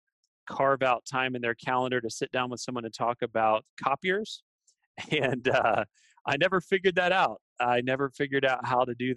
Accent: Texas, United States; I was born and raised here in Texas

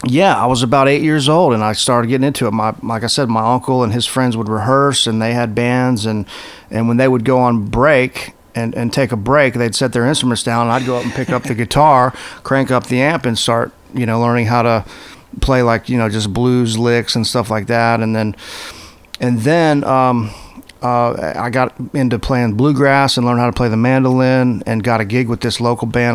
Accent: United States; moved away as an adult; now in Nashville, United States; I grew up on the Gulf Coast, right on the Florida Alabama state line

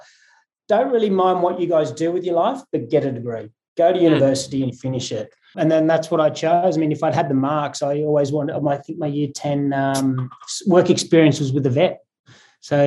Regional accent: Newcastle, New South Wales, Australia; moved away as an adult; also born or lived in London; I grew up in Newcastle, up the coast, just north of Sydney

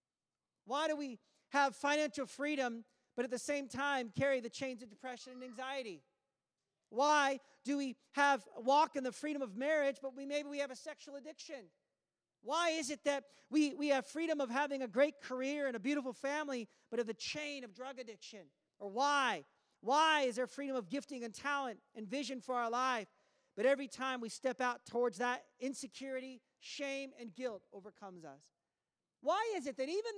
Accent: United States; now in Canada; I am American

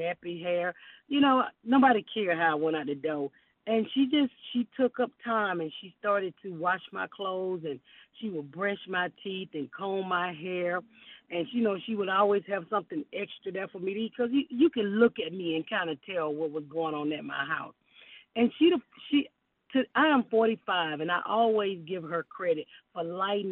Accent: Atlanta, Georgia, United States; I'm from Atlanta

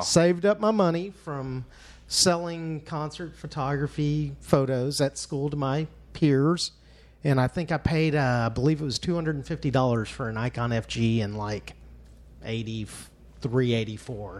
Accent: Fort Worth, Texas, United States; as a young kid growing up in Cowtown

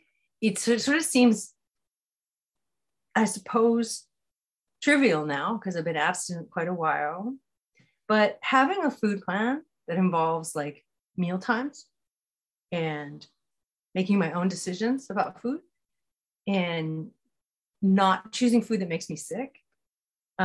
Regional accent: California, United States; I grew up in California

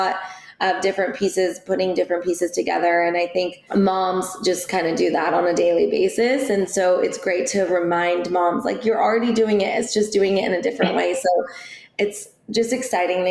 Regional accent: Orange County, California, United States; I'm here in Orange County. I grew up here as well

